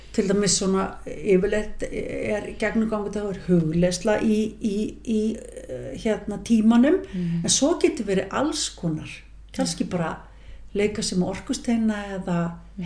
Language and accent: Icelandic; Mosfellsbær, Capital Region, Iceland; við fluttum semst upp í Mósesbæð þegar ég er 8 ára